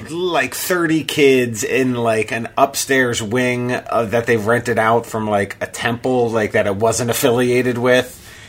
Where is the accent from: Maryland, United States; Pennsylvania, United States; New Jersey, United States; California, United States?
Maryland, United States; Bethesda; now in Los Angeles, United States; I'm from Maryland. I grew up in fabulous Bethesda